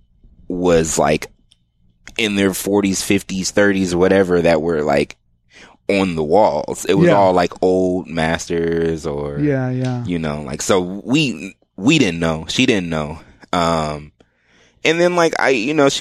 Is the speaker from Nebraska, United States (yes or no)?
yes; Omaha, Nebraska, United States; now in Austin, United States; growing up in Omaha